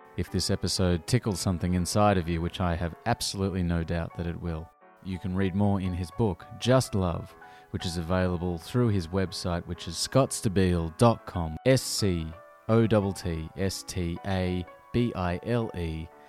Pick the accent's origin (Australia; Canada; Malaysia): Australia; now in London, United Kingdom; I'm from Australia